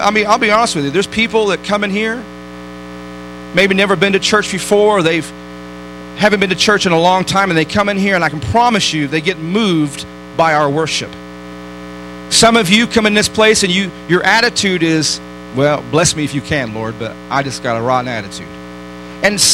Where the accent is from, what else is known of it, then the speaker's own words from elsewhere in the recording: Detroit, Michigan, United States; I grew up in Detroit